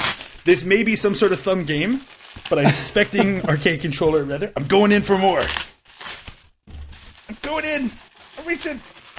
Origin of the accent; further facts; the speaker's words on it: Louisville, Kentucky, United States; Video Optics was a cabinet manufacturer located in my hometown of Louisville, Kentucky.